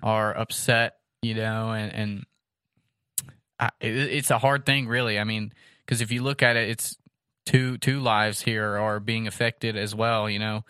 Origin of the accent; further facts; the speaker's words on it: United States; as an American